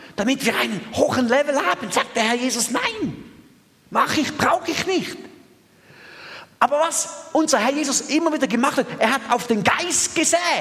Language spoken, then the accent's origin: German; Thurgau, Switzerland; ich bin im Durgau aufgewachsen und in, in Mostindien